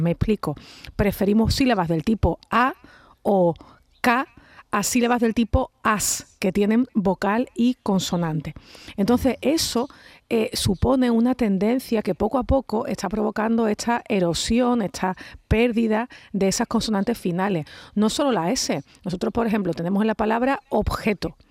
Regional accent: Andalusia, Spain; Nosotros no somos unos glotófagos los andaluces

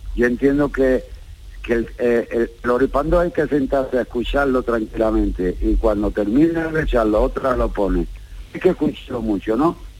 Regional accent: Jerez de la Frontera, Andalusia, Spain; mi pueblo, mi tierra

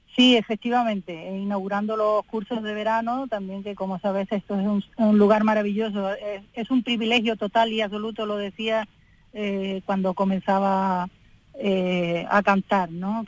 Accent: Álora, Andalusia, Spain; en mi pueblo pues eh, hayan tenido a bien hacerme pues ese reconocimiento

